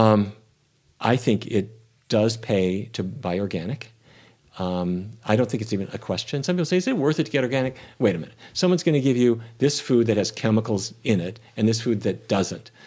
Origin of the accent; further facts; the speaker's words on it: North Dakota, United States; growing up in North Dakota